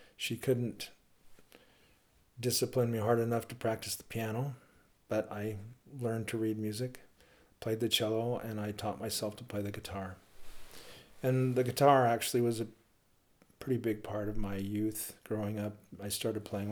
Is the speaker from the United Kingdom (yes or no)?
no; Logan, Utah, United States; I grew up in Logan, Utah